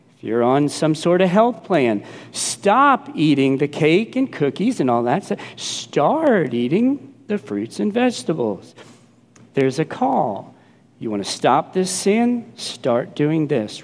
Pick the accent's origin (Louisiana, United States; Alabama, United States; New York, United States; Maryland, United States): Louisiana, United States; New Orleans; growing up in New Orleans